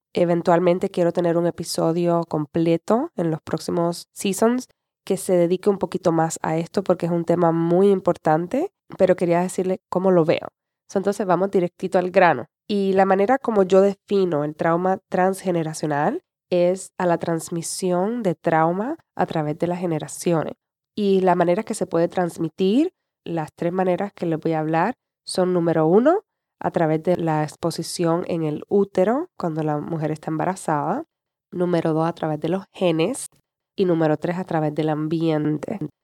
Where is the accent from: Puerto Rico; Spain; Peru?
Puerto Rico; also born or lived in San Juan, Puerto Rico; yo vivía en la capital de Puerto Rico, eso era como a 45 minutos de mi pueblo